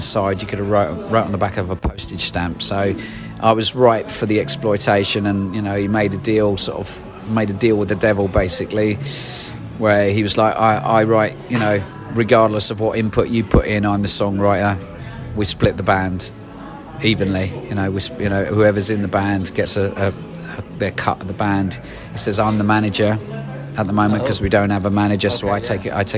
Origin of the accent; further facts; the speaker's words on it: Cambridge, East of England, United Kingdom; now in London, United Kingdom; I actually grew up in Cambridge and then moved to moved to London